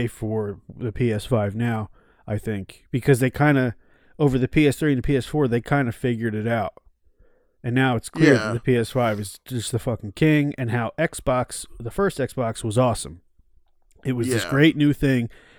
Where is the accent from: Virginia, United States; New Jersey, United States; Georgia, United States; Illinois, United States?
New Jersey, United States; I'm from New Jersey.